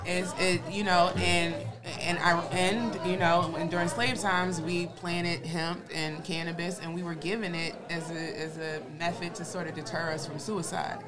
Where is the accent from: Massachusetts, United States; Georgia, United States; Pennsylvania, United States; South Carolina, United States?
Pennsylvania, United States; Philadelphia; I grew up in North Philly